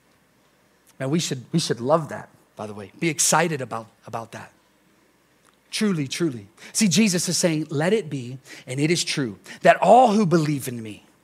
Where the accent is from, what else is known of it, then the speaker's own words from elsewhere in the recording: United States; we're American